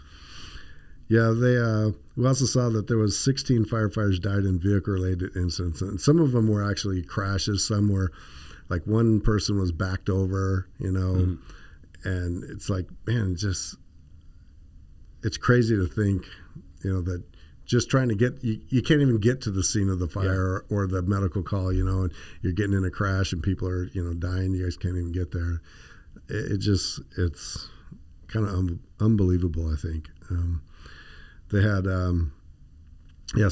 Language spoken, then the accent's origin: English; the Valley, Arizona, United States; I grew up here in the Valley